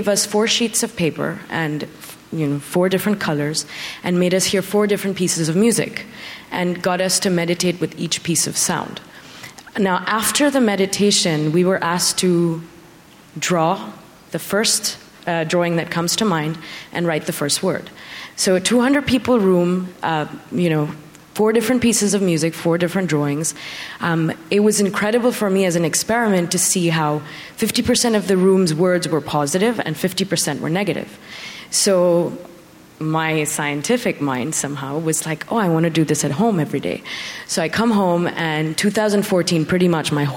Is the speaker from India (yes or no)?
yes; India; now in United States; even though I'm Indian, I never really meditated before 2014.